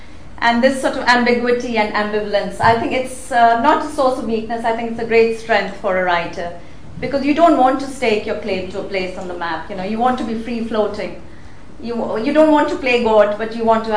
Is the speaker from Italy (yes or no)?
yes; Rome, Lazio, Italy; moved away as an adult; also born or lived in India / London, United Kingdom / Paris, France; now in Manchester, United Kingdom; I grew up in Rome